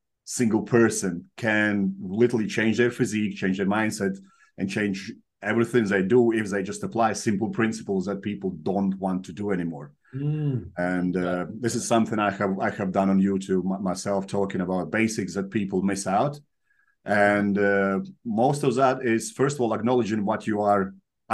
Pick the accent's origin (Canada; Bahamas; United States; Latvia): Latvia; moved away as an adult; also born or lived in Soviet Union; now in United Kingdom; So in Latvia, I come from Latvia. We were part of Soviet Union, then we broke up. It was the independent country for a while. Then we joined European Union, and that's where I moved to UK.